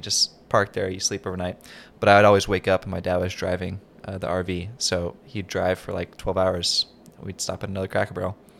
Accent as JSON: {"language": "English", "region": "North Carolina", "country": "United States", "tie": "born or raised there", "said": "I grew up in North Carolina, and we don't have wildfires."}